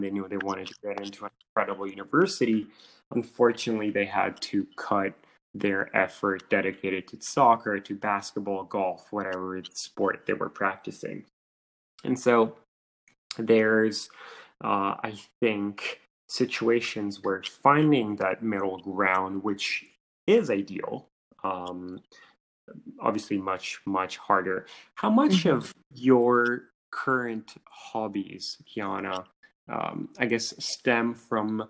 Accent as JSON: {"language": "English", "country": "Italy", "tie": "born or raised there", "said": "Growing up in Italy"}